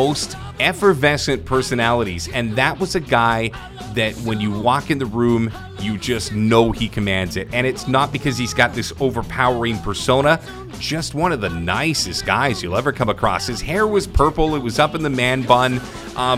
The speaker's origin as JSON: {"language": "English", "town": "Vancouver", "region": "British Columbia", "country": "Canada", "said": "I'm down from Vancouver."}